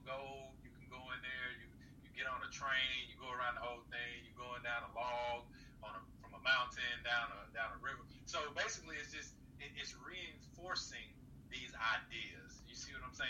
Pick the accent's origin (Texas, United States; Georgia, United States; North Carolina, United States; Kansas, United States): Georgia, United States; I'm from Georgia.